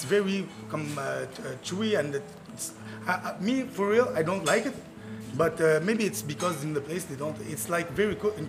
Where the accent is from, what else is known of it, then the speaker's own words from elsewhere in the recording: Tunisia; English is a second language; now in Montreal, Canada; I'm from Tunisia.